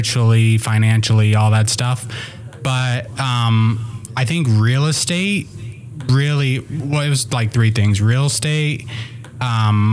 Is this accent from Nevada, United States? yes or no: yes; Las Vegas, Nevada, United States; moved away; also born or lived in Puerto Rico / California; I was born in Puerto Rico, and I moved to Las Vegas when I was like 5 years old. I grew up with a single mom